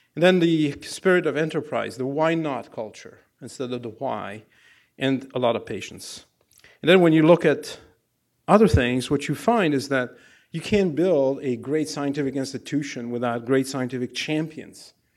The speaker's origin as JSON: {"language": "English", "country": "Algeria", "tie": "born or raised there", "second_language": "English", "moved": "as an adult", "lives_now": "United States", "said": "I grew up in Algeria in a no, no-name place."}